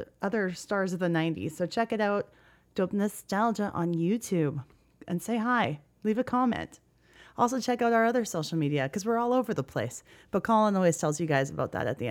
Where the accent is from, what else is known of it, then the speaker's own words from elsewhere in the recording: Western Canada, Canada; I'm from Canada. I'm in Western Canada